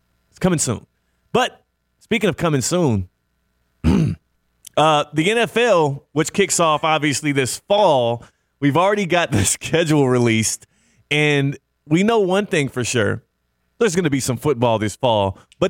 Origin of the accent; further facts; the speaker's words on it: Kansas, United States; Yeah, but I was born in Kansas